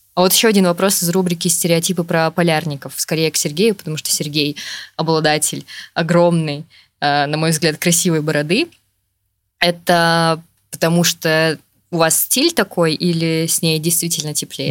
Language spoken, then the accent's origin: Russian; Yakutia, Sakha Republic, Russia; now in Saint Petersburg, Russia; я родилась и росла в Якутии